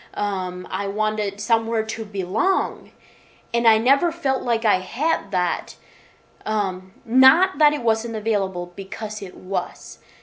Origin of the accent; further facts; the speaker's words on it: Michigan, United States; now in Nashville, United States; I was born and raised in Michigan on a farm